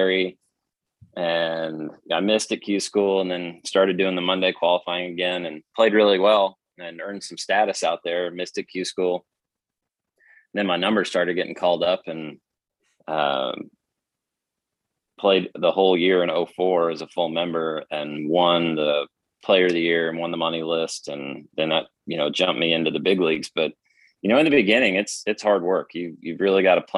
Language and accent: English; Oklahoma, United States; I'm from Oklahoma.